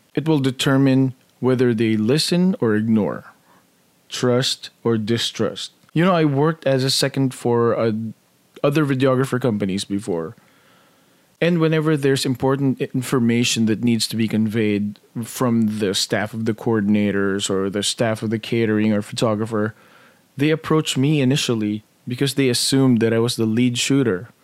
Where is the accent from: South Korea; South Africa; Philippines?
Philippines; moved away; Growing up in the Philippines, we were a very middle-class family